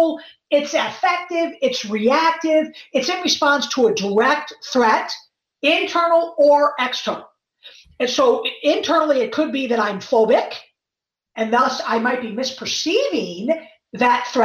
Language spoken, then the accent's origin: English; Chicago, Illinois, United States; moved away; also born or lived in East Coast; I'm from Chicago